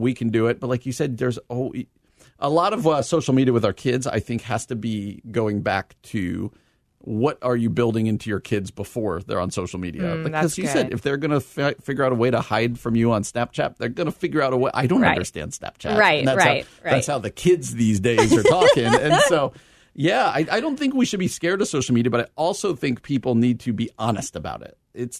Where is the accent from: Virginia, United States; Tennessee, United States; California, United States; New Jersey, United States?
New Jersey, United States; You know, I'm not from out here. I'm from New Jersey.